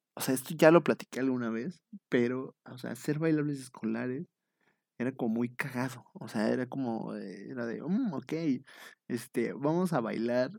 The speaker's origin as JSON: {"language": "Spanish", "region": "eastern State of Mexico", "country": "Mexico", "tie": "born or raised there", "said": "soy del Oriente Estado de México y pues ahí, este, pues ahí nos dedicamos nosotros igual a hacer la limpieza del salón"}